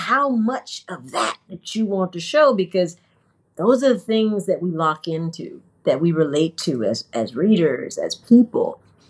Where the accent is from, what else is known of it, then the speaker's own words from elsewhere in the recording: South, Trinidad & Tobago; Because, yeah, I'm Trinidadian South.